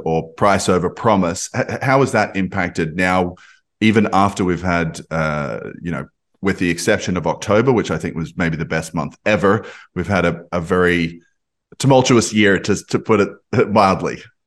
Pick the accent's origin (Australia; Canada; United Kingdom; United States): Australia; accent: Australian; I'm, I'm Australian, you can probably hear from my, from my accent